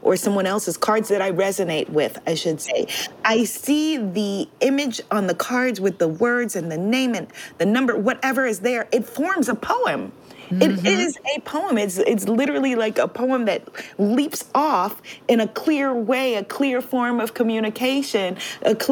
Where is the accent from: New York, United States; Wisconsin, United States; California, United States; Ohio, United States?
New York, United States; New York City; growing up while hip-hop music was growing up in New York City